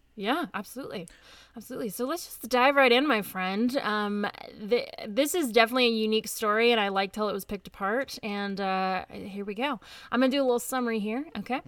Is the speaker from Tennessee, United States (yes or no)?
yes; Nashville, Tennessee, United States; I'm from Nashville